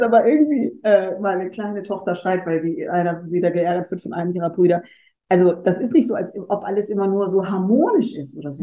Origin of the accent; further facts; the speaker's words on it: North Rhine-Westphalia, Germany; ich bin halt am Niederrhein aufgewachsen, in einem kleinen Dorf